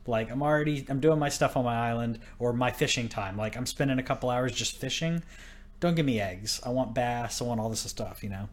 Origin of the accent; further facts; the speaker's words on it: Texas, United States; moved away; I'm from Texas